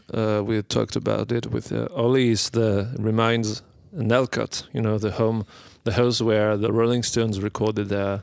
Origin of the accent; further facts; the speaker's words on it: Brest, Brittany, France; moved away as an adult; now in Paris, France; Well, I'm from Brest in Brittany, and I'm living in Paris now maybe almost 10 years now.